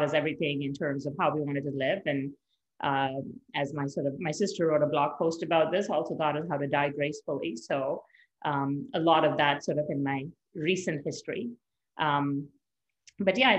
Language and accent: English; Mumbai, Maharashtra, India; moved away as an adult; now in Canada; I grew up in India. I was actually born in Canada. But my family then moved back when I was 8 months old. So I spent sort of the majority of my growing years from 8 months to the age of 21 in India